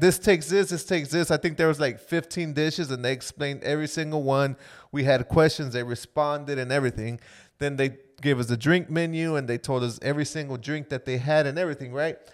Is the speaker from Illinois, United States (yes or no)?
no; Florida, United States; we're from Florida and we got a lot of humidity